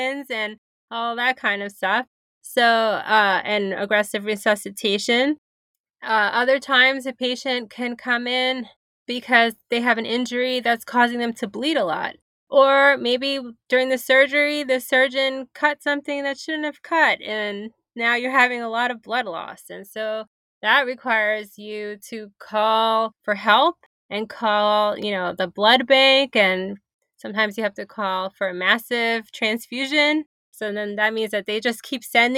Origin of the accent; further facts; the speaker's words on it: New York City, New York, United States; I grew up in Brooklyn, New York.